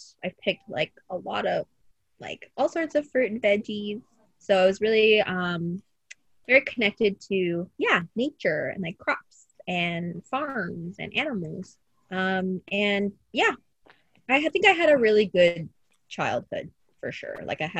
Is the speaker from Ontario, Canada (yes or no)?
yes; Windsor, Ontario, Canada; we ended up in Windsor. And so technically I had my 6th birthday in Windsor.